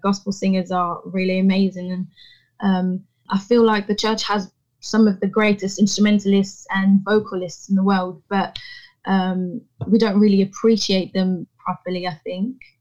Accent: Paris, Île-de-France, France; also born or lived in Rouen, Normandy; Paris is all I've ever known, really. It's my hometown. Um, mm. it's where I, I, I grew up.

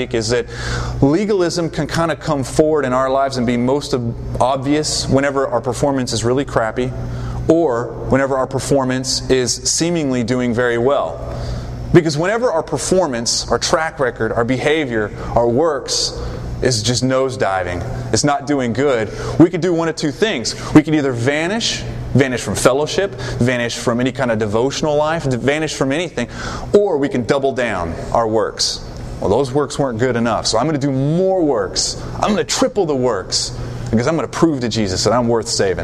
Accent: the South, United States; I just know from being in the South, growing up in the South, and living here

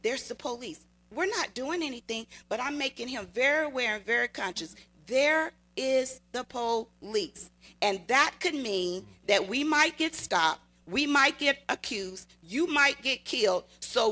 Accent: Natchez, Mississippi, United States; now in California, United States; I grew up in the South in Natchez, Mississippi

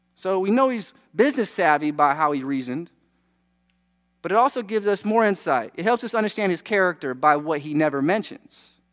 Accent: United States; we're American.

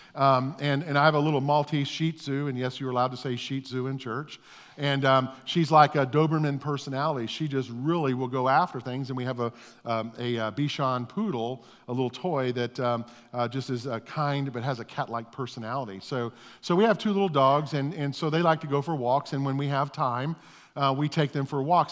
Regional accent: Orlando, Florida, United States; I grew up in East Orlando

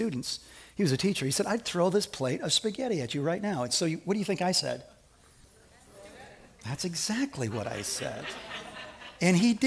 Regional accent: Evanston, Illinois, United States; I grew up in Evanston

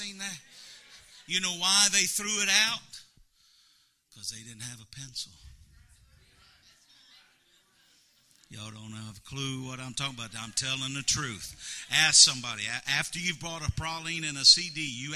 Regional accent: Missouri, United States; moved away as an adult; now in Louisiana, United States; I'm from Missouri, but we've lived in Louisiana 10 years

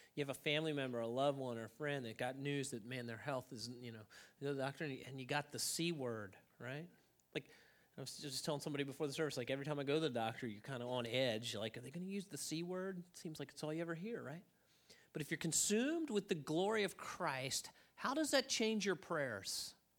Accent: United States; as an American

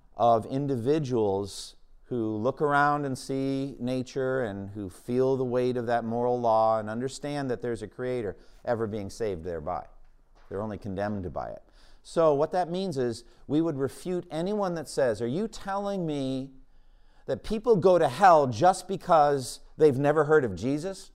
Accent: Boston, Massachusetts, United States; my hometown of Boston

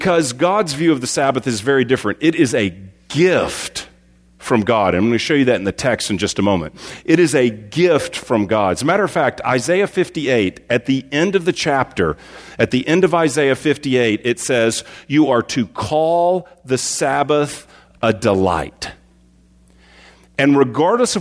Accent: Texas, United States; growing up in Texas

